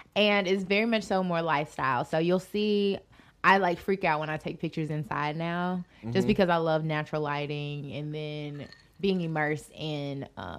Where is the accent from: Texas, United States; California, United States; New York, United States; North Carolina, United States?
North Carolina, United States; Charlotte; I was originally born and raised in the 704.